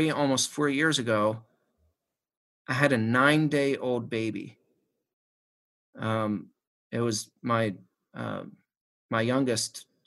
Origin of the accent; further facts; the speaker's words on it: Shanksville, Pennsylvania, United States; Mom still lives in the house that we grew up in Shanksville